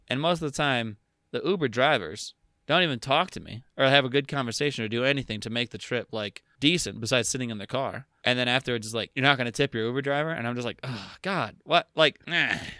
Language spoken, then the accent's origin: English; United States; as an American citizen